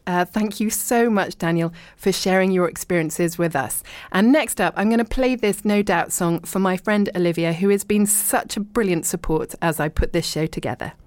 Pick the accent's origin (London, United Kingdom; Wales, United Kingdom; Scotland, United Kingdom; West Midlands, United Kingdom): London, United Kingdom; Richmond; moved away as an adult; also born or lived in East Sheen; I was born in Richmond, and I lived and worked in London, but then lived abroad for ages